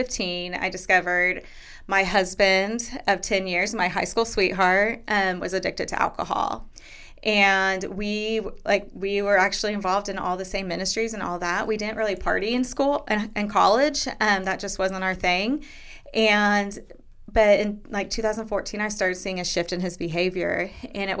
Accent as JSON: {"language": "English", "town": "Derby", "region": "Kansas", "country": "United States", "tie": "born or raised there", "moved": "yes", "said": "grew up in a small town called Derby, right south of Wichita"}